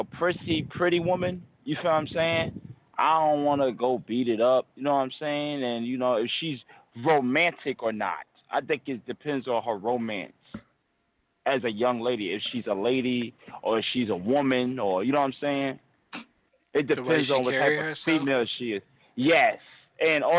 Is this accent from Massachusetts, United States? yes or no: no; Virginia, United States; I'm from Virginia.